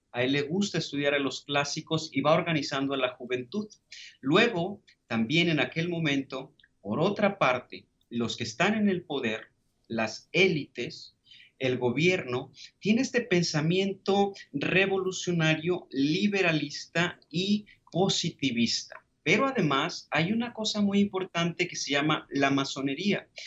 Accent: Tepatitlán, Jalisco, Mexico; un pequeño pueblo llamado Tepatitlán, hermoso, es mi ciudad natal

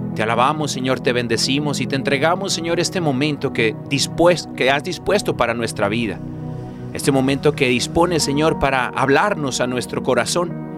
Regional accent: California, United States; yo soy mexicano, pero de California, ¿no? De esos pochos.

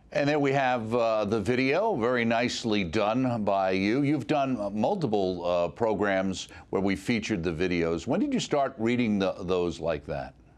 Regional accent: New York, United States; myself coming from New York

